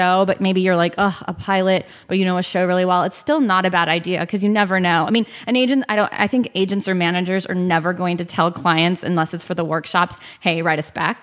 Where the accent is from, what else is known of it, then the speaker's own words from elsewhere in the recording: Texas, United States; growing up in Texas